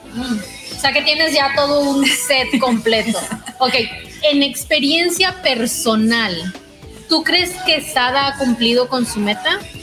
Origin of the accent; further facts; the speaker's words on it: Los Mochis, Sinaloa, Mexico; nació hace ya algunos ayeres en Los Mochis, Sinaloa. Soy sinaloense.